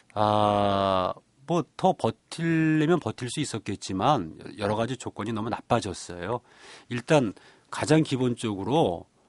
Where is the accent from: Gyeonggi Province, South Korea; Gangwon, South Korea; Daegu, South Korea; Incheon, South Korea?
Incheon, South Korea; Ganghwa; 저는 강화에서 태어났고 자랐고 또 지금 살고 있습니다